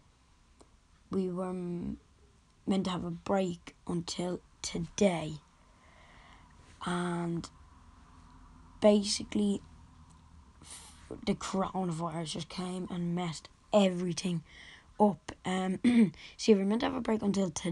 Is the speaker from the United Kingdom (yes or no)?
no; Dublin, Leinster, Ireland; I'm from Dublin, Ireland